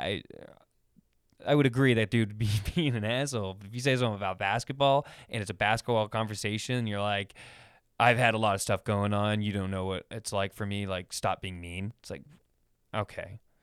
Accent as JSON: {"language": "English", "town": "Sacramento", "region": "California", "country": "United States", "tie": "born or raised there", "said": "I grew up in Sacramento"}